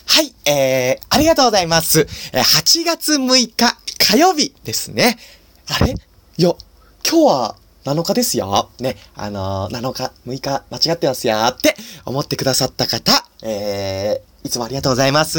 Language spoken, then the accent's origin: Japanese; Nagano, Japan; now in Tokyo, Japan; 僕はですね、長野県出身で